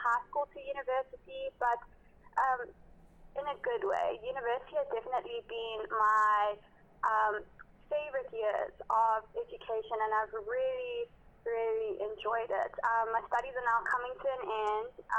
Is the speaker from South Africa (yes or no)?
yes; South Africa; now in Durban, South Africa; as a South African, especially as a South African woman